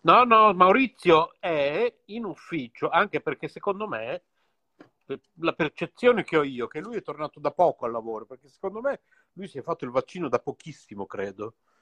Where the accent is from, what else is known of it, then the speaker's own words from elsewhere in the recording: Bologna, Emilia-Romagna, Italy; siamo tutti e due qui di Bologna